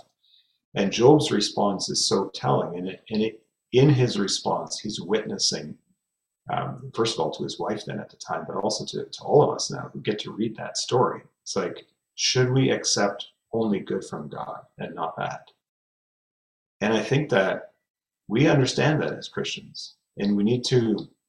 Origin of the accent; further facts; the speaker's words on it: Fraser Valley, British Columbia, Canada; I grew up here in the Fraser Valley of British Columbia